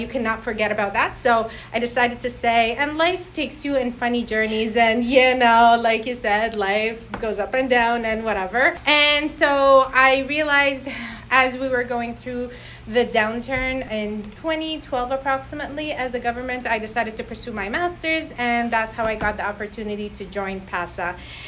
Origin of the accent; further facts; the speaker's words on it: Sudan; also born or lived in Iraq; now in Canada; But my parents grew up in London, and I was born in Iraq. And at the age of 3, I moved to Africa. So I did my school in Sudan, which essentially I was the only white girl.